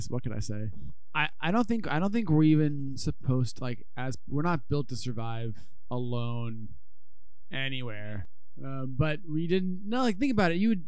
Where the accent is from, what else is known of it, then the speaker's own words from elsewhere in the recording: United States; I'm too American